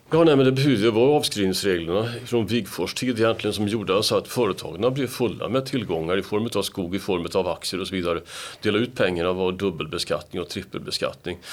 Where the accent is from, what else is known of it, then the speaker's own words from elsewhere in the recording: Gothenburg, Västra Götaland, Sweden; Som göteborgare